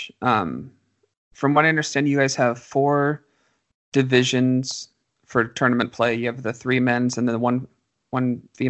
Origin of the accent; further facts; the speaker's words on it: California, United States; I'm a Californian